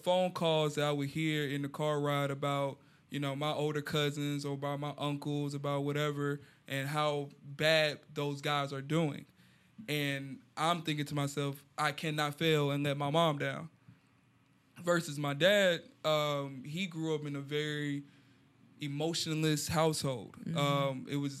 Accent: Houston, Texas, United States; yeah, I grew up in Houston

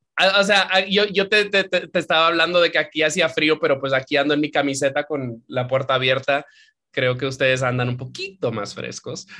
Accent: Santiago de los Caballeros, Santiago, Dominican Republic; yo criándome en Dominicana, yo me crié en Santiago

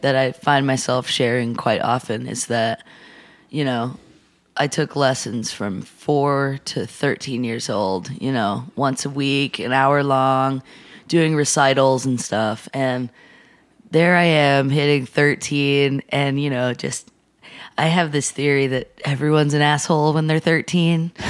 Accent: Atlanta, Georgia, United States; moved away as an adult; also born or lived in Portland, Oregon; now in Nashville, United States; I grew up in Atlanta

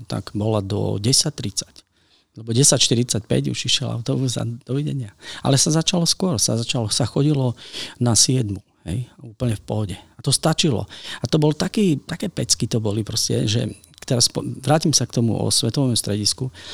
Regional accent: Košice, Košice Region, Slovakia; u nás v Košiciach sme strašne proste funky to bolo

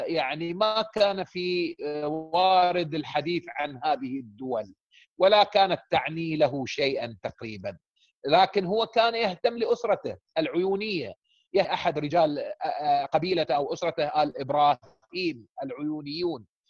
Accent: Saudi Arabia; احنا من السعوديه

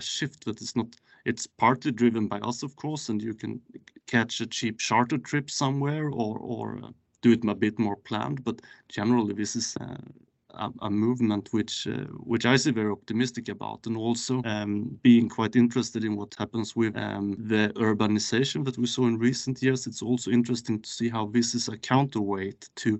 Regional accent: Skåne, Sweden; now in Stockholm, Sweden; I work from an office in Stockholm currently, but I am from Skåne myself.

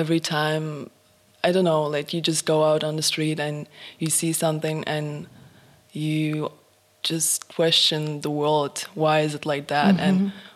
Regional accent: Poland; moved away as an adult; also born or lived in Germany; now in Prague, Czech Republic; I moved from my hometown in Poland to Prague 1 year ago

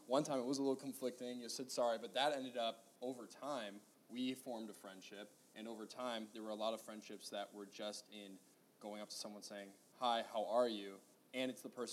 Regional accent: Michigan, United States; moved away; I'm from Michigan.

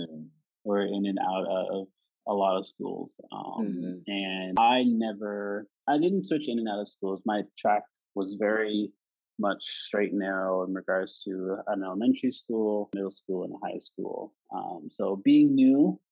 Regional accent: Nova Scotia, Canada; I was raised, how I was brought up in Canada, in this little province called Nova Scotia

